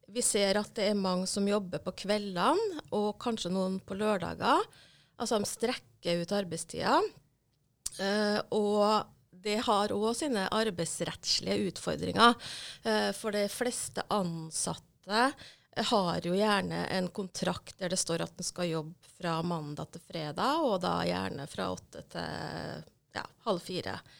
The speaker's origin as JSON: {"language": "Norwegian", "town": "Hitra", "region": "Trøndelag", "country": "Norway", "said": "jeg er trønder fra Hitra. I tidligere Sør-Trøndelag, nå Trøndelag"}